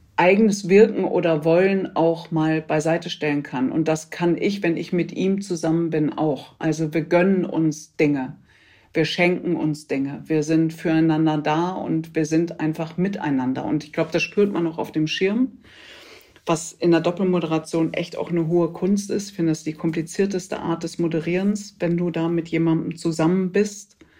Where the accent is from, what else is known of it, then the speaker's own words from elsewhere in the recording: Ruhr area, North Rhine-Westphalia, Germany; geboren im Pott